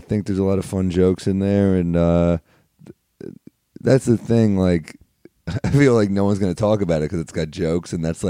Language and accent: English; New York City, New York, United States; I was born in New York. What part? Originally Flatiron, then the Upper East Side.